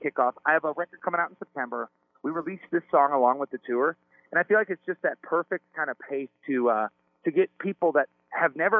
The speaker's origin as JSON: {"language": "English", "town": "East Troy", "region": "Wisconsin", "country": "United States", "tie": "born or raised there", "said": "I grew up in East Troy, Wisconsin"}